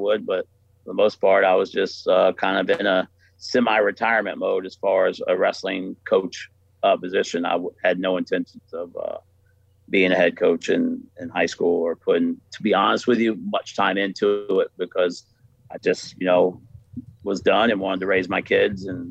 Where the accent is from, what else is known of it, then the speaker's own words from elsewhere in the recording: Florida, United States; moved away; I'm from Florida